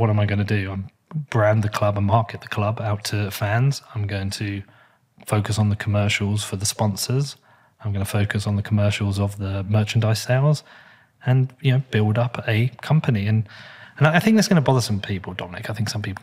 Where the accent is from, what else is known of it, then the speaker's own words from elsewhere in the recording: Bedford, East of England, United Kingdom; It's where I grew up, and it's where my family grew up, and it's where my friends are, and it's where I live.